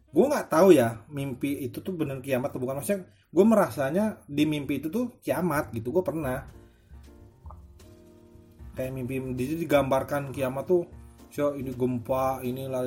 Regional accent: Trenggalek, East Java, Indonesia; Kan orang kan kampung gue di Trenggalek di Jawa Timur itu tempatnya kecil, kotanya tuh kecil, kemana-mana deket gitu.

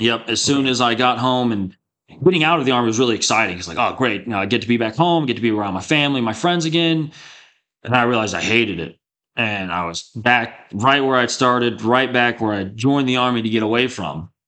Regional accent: Texas Panhandle, United States; I grew up in the Texas Panhandle in a really small town, uh, two thousand people

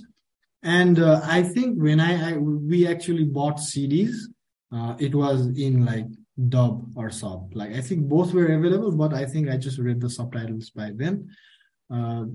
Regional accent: Nepal; also born or lived in Kathmandu; I'm from Nepal, and you know, I work with Jio. I live in here in Kathmandu

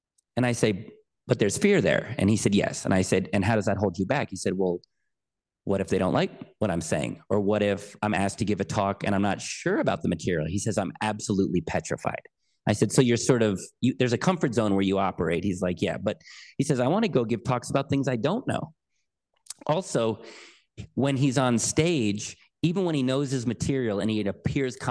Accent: United States; I'm an American

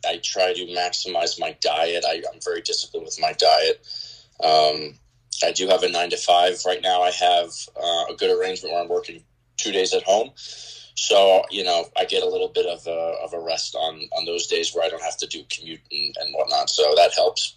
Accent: Sayville, New York, United States; also born or lived in Louisiana; born and raised in Long Island, Suffolk County. Grew up in Sayville, out east, until high school.

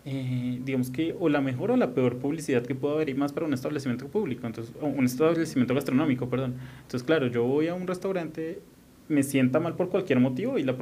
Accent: Colombia; Y más si somos colombianos.

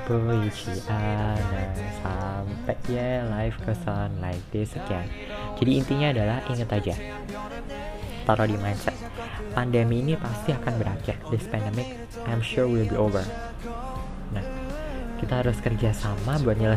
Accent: Malang, East Java, Indonesia; now in Jakarta, Indonesia; Jadi aku tuh emang lahir di Jakarta dan sekarang juga tinggalnya di Jakarta tapi uh, dari umur 2 tahun sampai aku kelas 3 SMA kelas 9 itu aku dibesarin di Malang

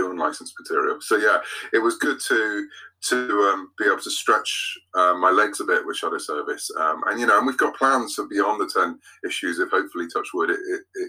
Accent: United Kingdom; I'm British

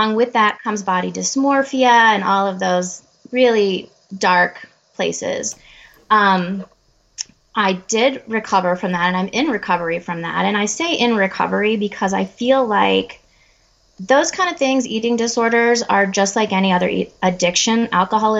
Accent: Colorado, United States; I'm from Colorado in the United States

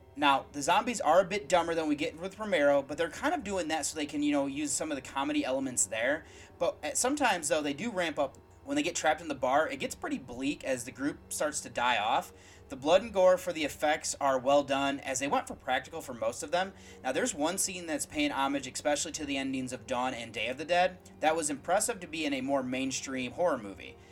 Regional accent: United States; As an American

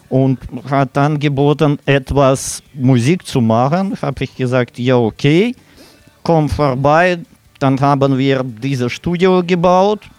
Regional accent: Siberia, Russia; German is a second language; Mike kommt aus Kasachstan. Ja. Sergei mit Waldemar kommen aus Ukraine und ich komme aus Sibirien.

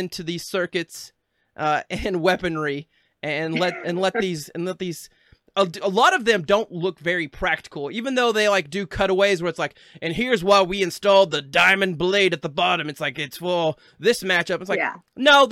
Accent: Arkansas, United States; I'm from Arkansas

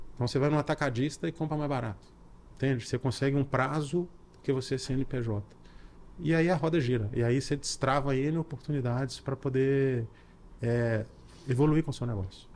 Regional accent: Belo Horizonte, Minas Gerais, Brazil; eu sou de Belo Horizonte

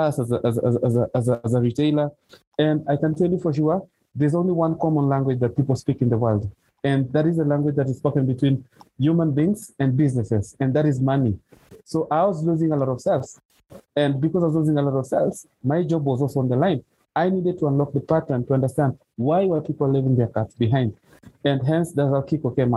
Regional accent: western Kenya, Kakamega County, Kenya; now in Nairobi, Kenya; I grew up in the western side of Kenya, which is Kakamega County

